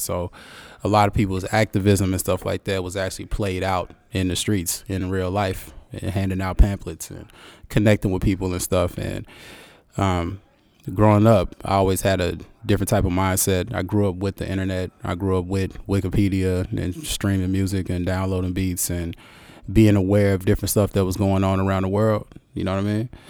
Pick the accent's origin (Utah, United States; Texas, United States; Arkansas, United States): Arkansas, United States; moved away as an adult; also born or lived in Conway, Arkansas; now in Portland, United States; I'm a country boy, man. I'm, I'm, I'm from Arkansas